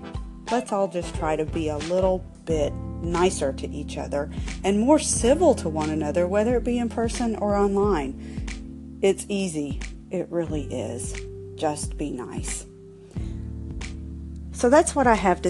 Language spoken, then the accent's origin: English; the South, United States; accent: Southern; As you can tell from my accent, I'm from the South, and I was raised in a South where hospitality is queen